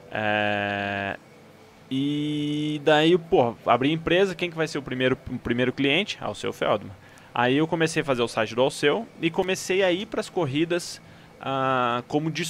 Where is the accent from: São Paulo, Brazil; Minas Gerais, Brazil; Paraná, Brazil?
Paraná, Brazil; Campo Mourão; moved away as an adult; now in Curitiba, Brazil; eu sou do interior do Paraná, de Campo Mourão, né? É, nasci Bicho do Paraná. lá, sou pé vermelho.